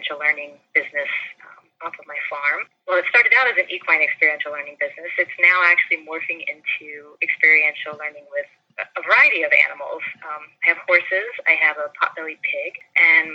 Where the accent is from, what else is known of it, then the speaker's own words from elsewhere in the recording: St. Petersburg, Florida, United States; moved away as an adult; also born or lived in North Carolina; I grew up in mostly in St. Petersburg, Florida